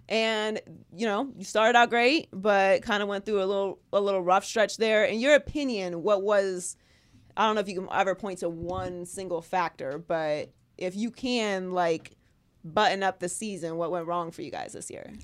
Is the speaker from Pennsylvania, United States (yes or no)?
yes; Pittsburgh, Pennsylvania, United States; I'm from Pittsburgh.